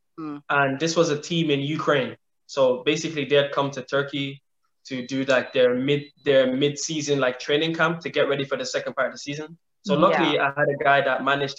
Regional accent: Ireland; moved away as an adult; also born or lived in London; growing up in Ireland, going to London

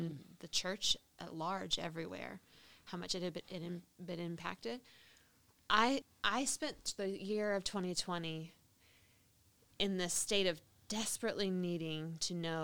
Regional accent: United States; moved away; as an American Christian

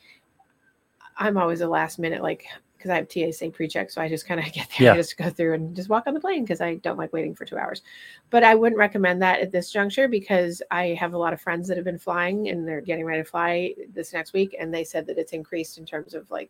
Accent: Vermont, United States; moved away; I'm originally from Vermont

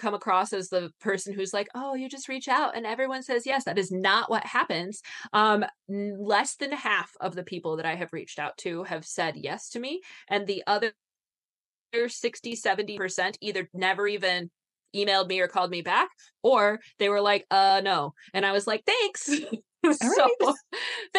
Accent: Michigan, United States; I'm from Michigan

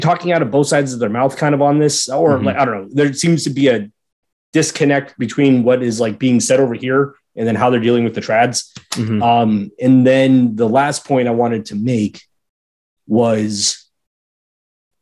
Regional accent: United States; as an American Catholics

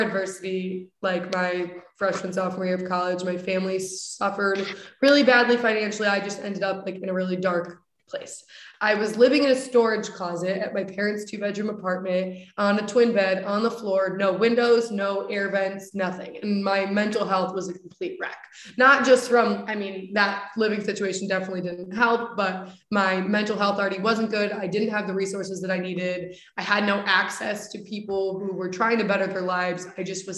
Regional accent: Coventry, Connecticut, United States; now in West Hartford, United States; I grew up in Coventry, Connecticut.

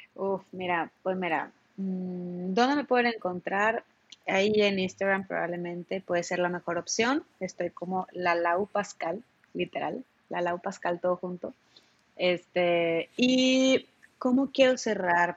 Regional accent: Monterrey, Nuevo León, Mexico; en Monterrey pensábamos así

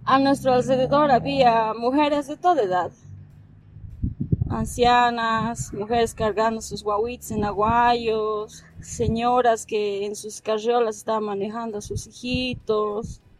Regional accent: Sacaba, Cochabamba, Bolivia; Yo soy de aquí

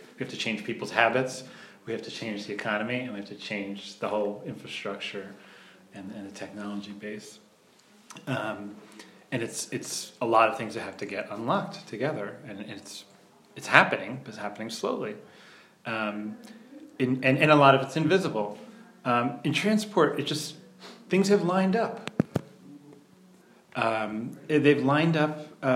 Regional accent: southern New Jersey, United States; In New Jersey, in southern New Jersey, at the beach, in a resort town

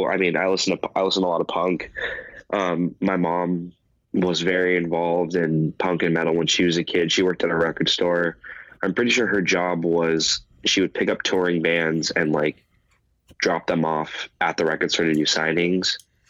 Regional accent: Valencia, California, United States; And then growing up in Valencia, there was a it wasn't even a venue, it was just a park that they had punk shows

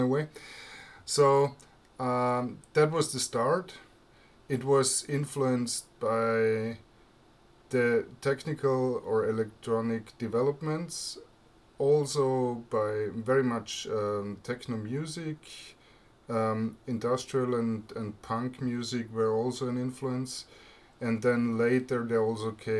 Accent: Vienna, Austria; English is a second language; also born or lived in Graz, Austria; I live in Vienna. I live here in the same flat since 1976, so I'm a very local guy. I was born in Graz in Austria and moved here as a kid

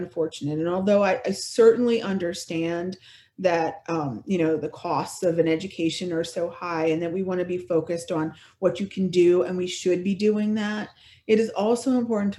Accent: Bellmawr, New Jersey, United States; I grew up in Belmar, which is a little town, not the one by the shore that has a lot of money, but the one that doesn't have a lot of money

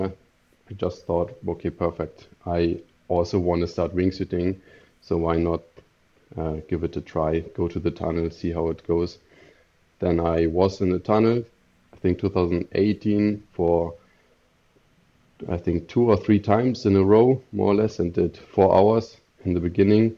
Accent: Germany; moved away as an adult; now in Stockholm, Sweden; I'm from Germany.

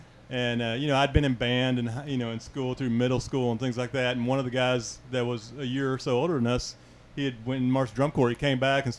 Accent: Dallas, Texas, United States; moved away as an adult; now in Kauai, United States; I grew up Southern Baptist. I grew up in Dallas.

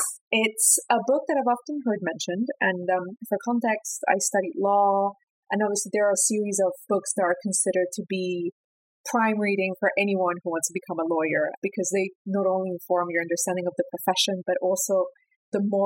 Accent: Peru; my home country, Peru.

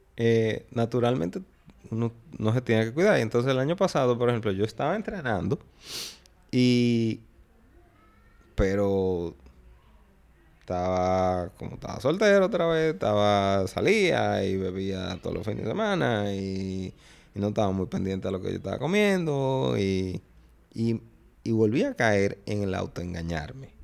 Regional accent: Dominican Republic; fui soy el único dominicano de la historia

